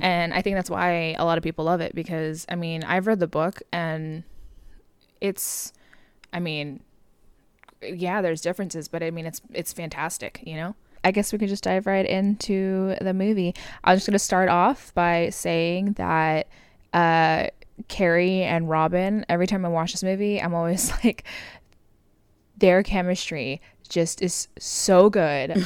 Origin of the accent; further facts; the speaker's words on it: Southern California, United States; moved away as an adult; now in Oklahoma, United States; born and raised in Southern California